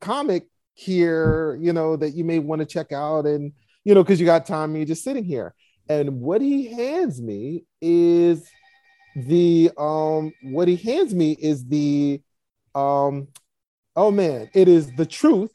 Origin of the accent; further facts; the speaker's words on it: New York City, New York, United States; I grew up in Brooklyn, New York